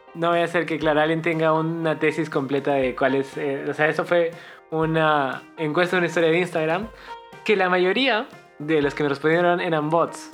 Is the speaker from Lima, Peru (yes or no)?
no; Cusco, Peru; nosotros somos de Cusco